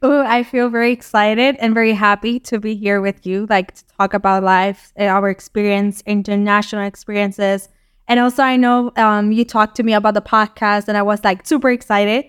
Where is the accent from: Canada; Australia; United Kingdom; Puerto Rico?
Puerto Rico; moved away as an adult; now in Portugal; I live, like, on the west side of the island